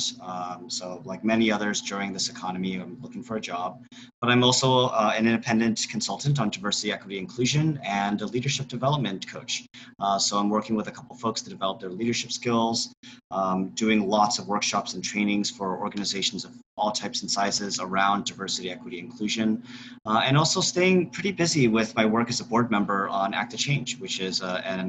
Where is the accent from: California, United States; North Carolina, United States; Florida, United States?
California, United States; Irvine; also born or lived in Beijing, China; I grew up in Irvine, which is in Orange County in Southern California